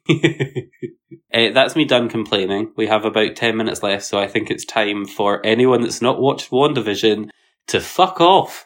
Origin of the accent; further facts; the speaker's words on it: Edinburgh, Scotland, United Kingdom; are you from Edinburgh? And I was like, Yes.